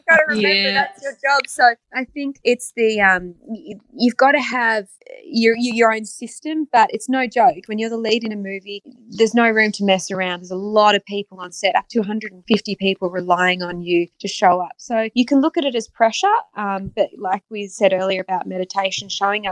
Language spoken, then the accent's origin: English; Australia; moved away as an adult; now in Los Angeles, United States; being Australian and growing up and working on TV there first